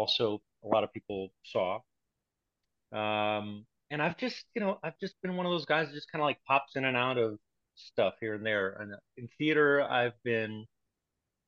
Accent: Puerto Rico; My family's Cuban, but I was born and raised in Puerto Rico

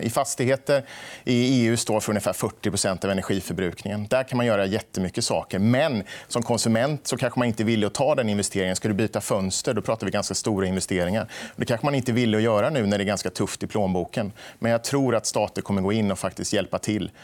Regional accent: Småland, Sweden; vi kommer ju båda från Småland

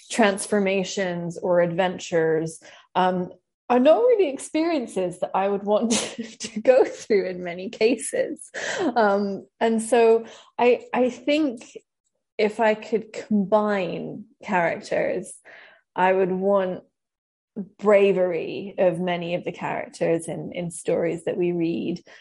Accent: Scotland, United Kingdom; moved away as an adult; also born or lived in Tofino; now in Vancouver, Canada; I grew up in Scotland until I was in my early 20s. Uh, I lost my accent very quickly, as you can probably hear. And now I split my time between unceded Coast Salish territory and unceded Tla-o-qui-aht territory, which is Vancouver and Tofino.

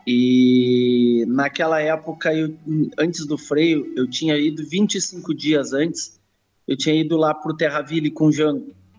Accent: Rio Grande do Sul, Brazil; eu sou oriundo do campo, sou, sou gaúcho, uh, sou oriundo do campo.

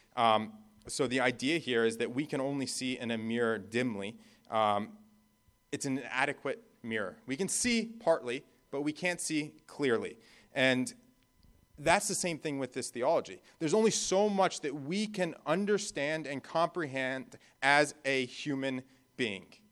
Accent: New Jersey, United States; moved away; also born or lived in Florida / Bahamas; I grew up in New Jersey

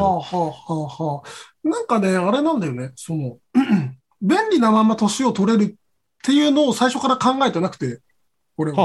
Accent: Kagoshima, Japan; moved away as an adult; now in Tokyo, Japan; 僕も鹿児島出身としては

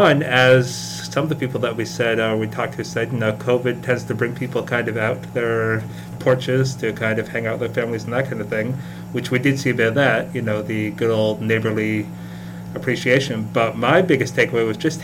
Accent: United States; as an American

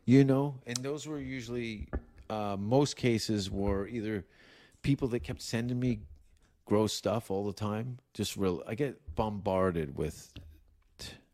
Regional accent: Canada; I'm from Canada

